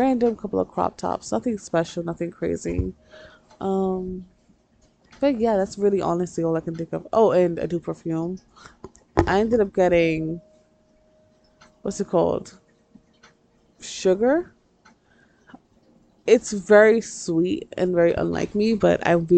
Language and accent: English; New York, United States; I'm from New York